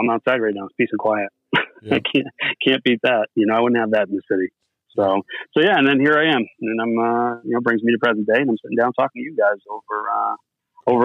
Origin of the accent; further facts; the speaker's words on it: outside of Boston, Massachusetts, United States; moved away as an adult; now in Ohio, United States; I grew up outside of Boston, and, I moved out to Ohio about 10 years ago now